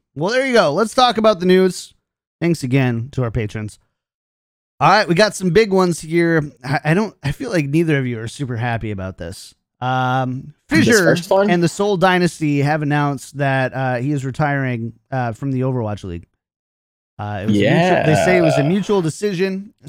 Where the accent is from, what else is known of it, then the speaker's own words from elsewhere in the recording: Hutchinson, Minnesota, United States; as they say in my hometown of Hutchinson, Minnesota